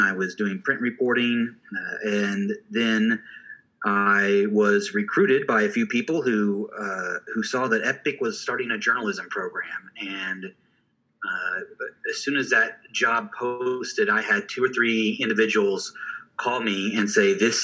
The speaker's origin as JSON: {"language": "English", "town": "Springfield", "region": "Missouri", "country": "United States", "tie": "born or raised there", "moved": "as an adult", "lives_now": "Oklahoma, United States", "said": "I was born in Springfield, Missouri"}